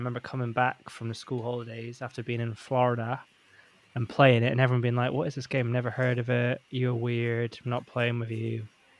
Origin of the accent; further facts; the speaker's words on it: Northeast Scotland, United Kingdom; I grew up in Northeast Scotland.